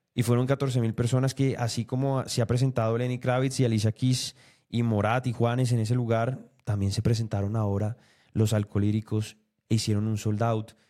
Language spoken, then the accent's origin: Spanish; Colombia; como colombianos